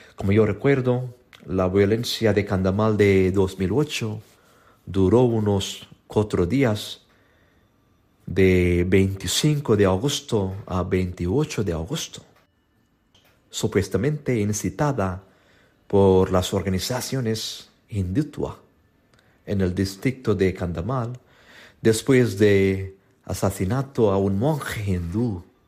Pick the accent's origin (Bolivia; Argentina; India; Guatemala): India